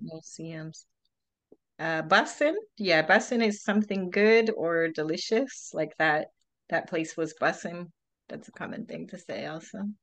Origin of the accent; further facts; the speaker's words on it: Pennsylvania, United States; moved away as an adult; now in Florida, United States; I'm actually from Pennsylvania originally